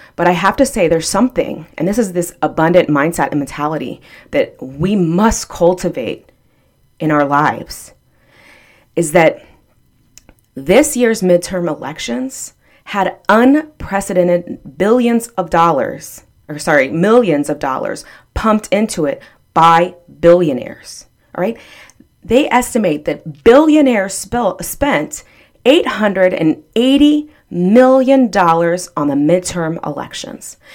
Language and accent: English; Texas, United States; now in Florida, United States; I'm from Texas, and I, um, am a Ann Richards Democrat from Texas